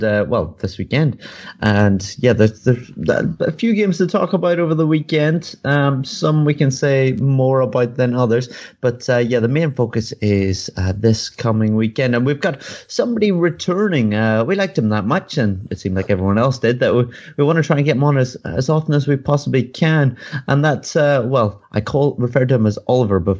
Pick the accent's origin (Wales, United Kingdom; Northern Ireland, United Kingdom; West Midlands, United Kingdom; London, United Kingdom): Northern Ireland, United Kingdom; I'm from Northern Ireland